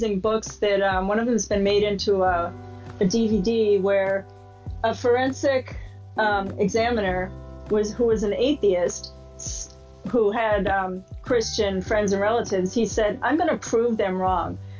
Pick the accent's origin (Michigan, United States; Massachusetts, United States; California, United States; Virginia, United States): Massachusetts, United States; just outside of Boston; I grew up in just outside of Boston